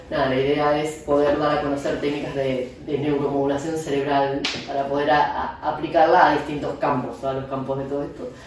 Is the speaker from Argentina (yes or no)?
yes; Argentina; moved away as an adult; also born or lived in Madrid, Spain; now in Barcelona, Spain; soy argentina, aunque llevo más de 7 años aquí en España